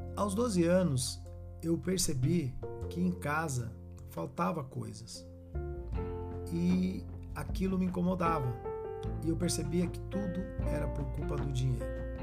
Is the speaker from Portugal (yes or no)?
no; Carapicuíba, São Paulo, Brazil; also born or lived in Novo Osasco, Osasco, São Paulo; Quando mudamos de Novo Osasco para Carapicuíba, entre 79 e 1980, a nossa primeira casa